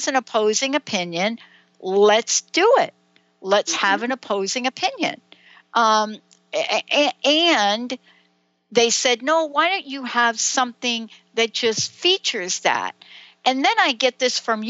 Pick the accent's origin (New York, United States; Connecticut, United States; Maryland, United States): New York, United States; New York City; growing up in the Bronx